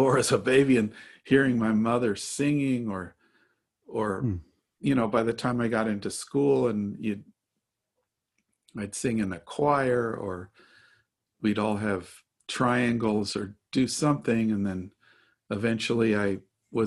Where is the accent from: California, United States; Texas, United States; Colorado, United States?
Colorado, United States; Denver; also born or lived in Baltimore; my parents moved to Denver. So Denver's really, my whole childhood was there.